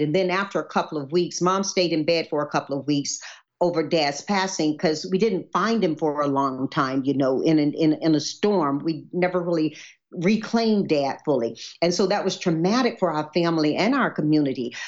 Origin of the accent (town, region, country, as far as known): Deep South, United States; born or raised there; now in California, United States